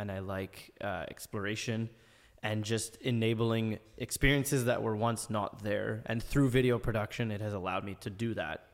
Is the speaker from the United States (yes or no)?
no; Ottawa, Ontario, Canada; I tell people I'm from Canada. Oh, Montreal, Toronto? I'm like, no, no, Ottawa, like, the capital of the country.